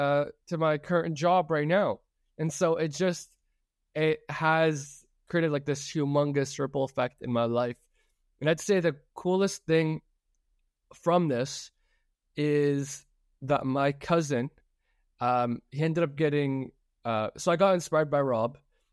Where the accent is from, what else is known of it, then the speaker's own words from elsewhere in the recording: Toronto, Ontario, Canada; I'm from Toronto, and I'd love to hear your story.